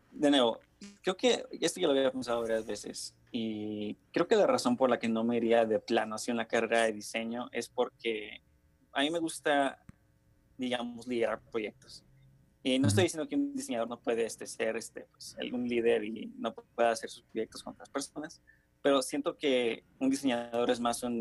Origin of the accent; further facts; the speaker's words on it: Nuevo León, Mexico; born there; also born or lived in Honduras / Toluca; Sí, nací en México, en Nuevo León, pero, este, digamos, solo estuve ahí como tres meses en lo que mis papás iban de vuelta a Honduras.